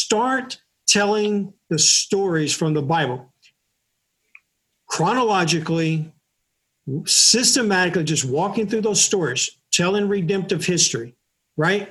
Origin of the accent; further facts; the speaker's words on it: United States; I'm from America or I'm an American